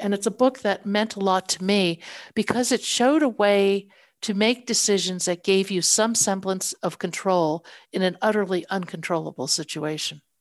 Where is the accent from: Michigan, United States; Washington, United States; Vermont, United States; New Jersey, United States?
New Jersey, United States; northern; I grew up in the States, uh, in northern New Jersey